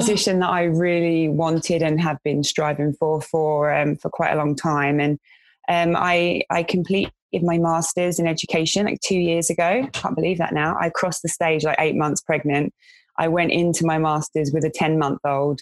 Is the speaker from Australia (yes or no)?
no; London, United Kingdom; moved away as an adult; in my area where I grew up in West London